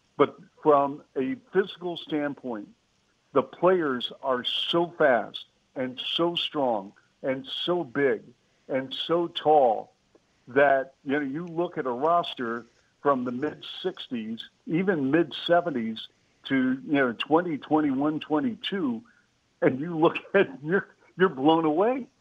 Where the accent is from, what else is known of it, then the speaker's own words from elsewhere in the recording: Seattle, Washington, United States; I grew up in Seattle